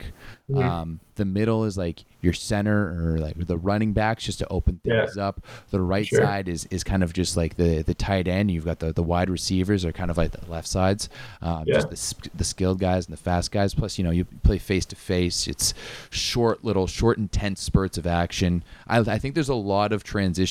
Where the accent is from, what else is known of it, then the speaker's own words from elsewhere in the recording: Ottawa, Ontario, Canada; also born or lived in Winnipeg, Manitoba; I was born in Winnipeg, grew up in Ottawa